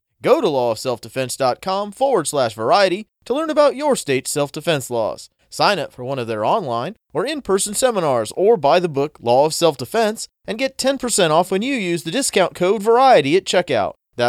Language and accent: English; California, United States; I grew up in California, and wildfires are a serious concern.